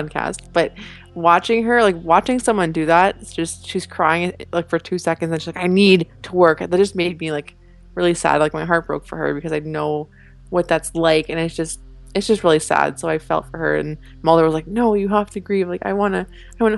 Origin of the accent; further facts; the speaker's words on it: Canada; Being Canadian